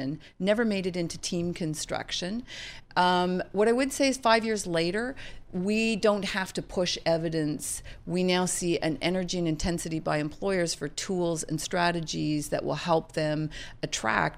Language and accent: English; Toronto, Ontario, Canada; moved away as an adult; now in Charlottesville, United States; I'm Canadian, but now the global CEO. And I would say my roots in Toronto